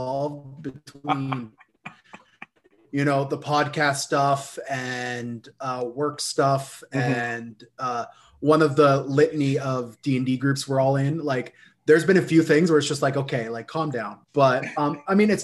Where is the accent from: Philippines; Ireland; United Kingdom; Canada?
Canada; we're Canadian